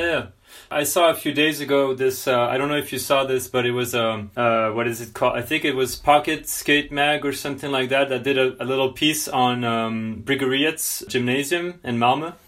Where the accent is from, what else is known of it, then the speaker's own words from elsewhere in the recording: France; I'm from France